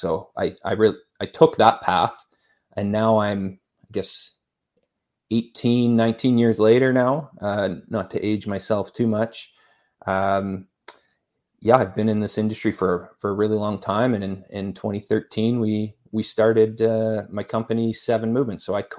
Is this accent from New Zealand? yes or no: no; Saskatchewan, Canada; also born or lived in Edmonton; I grew up in Saskatchewan, Canada, a nice cold place like we were talking about earlier, and did all of my schooling in Edmonton, Alberta, Canada.